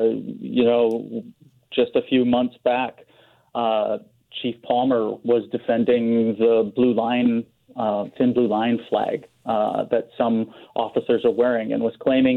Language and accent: English; Saskatoon, Saskatchewan, Canada; now in Vancouver, Canada; I'm from Saskatoon.